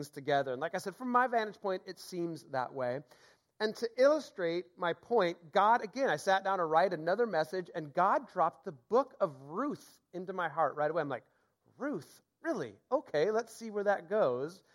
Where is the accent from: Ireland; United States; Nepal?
United States; Seattle, Washington; also born or lived in Boston / Mill Creek, Washington; born and raised in Seattle